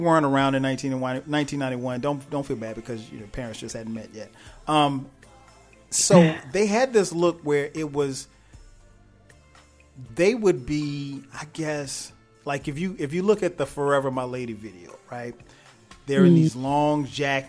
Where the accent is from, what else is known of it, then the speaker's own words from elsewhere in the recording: South Carolina, United States; I'm from South Carolina